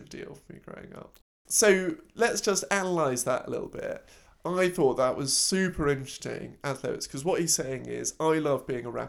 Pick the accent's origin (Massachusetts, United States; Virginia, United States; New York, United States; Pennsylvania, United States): Pennsylvania, United States; Cheltenham; also born or lived in Philadelphia; I was born out of Philly, grew up in a little silly old town called Cheltenham. It was in the suburbs, upper middle wealth around.